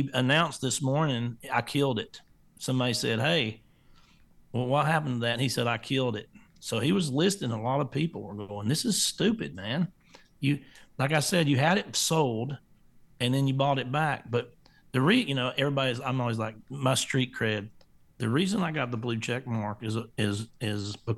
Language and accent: English; Florida, United States; I'm from Florida